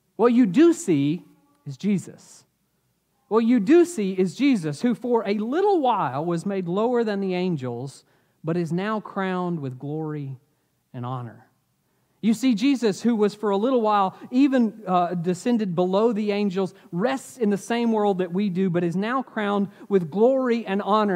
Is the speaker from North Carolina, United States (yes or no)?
yes; Asheville, North Carolina, United States; I grew up in Asheville